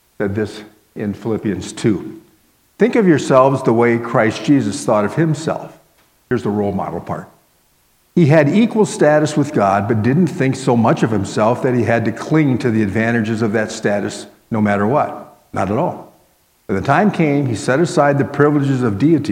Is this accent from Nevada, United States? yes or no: no; Miami, Florida, United States; as a little guy growing up in Miami, Florida